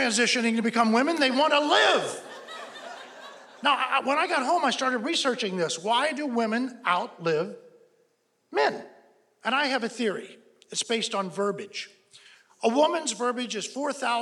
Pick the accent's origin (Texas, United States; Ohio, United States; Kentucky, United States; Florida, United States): Kentucky, United States; Newport; moved away as an adult; now in Los Angeles, United States; I'm originally from Newport, Kentucky